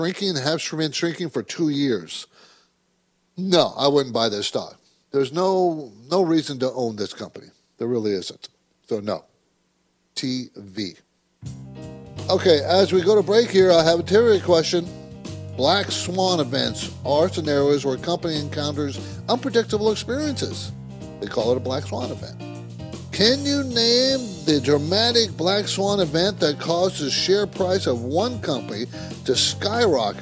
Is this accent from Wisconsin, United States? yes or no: no; San Diego, California, United States; My dad was in the Navy, so I grew up in San Diego